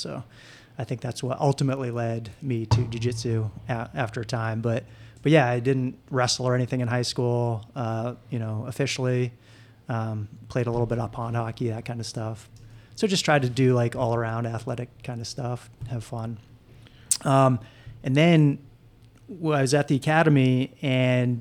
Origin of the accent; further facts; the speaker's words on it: Farmington, Maine, United States; moved away as an adult; also born or lived in Colorado Springs, Colorado / Greenville, South Carolina; I grew up in Maine, up in Farmington, where I was born and raised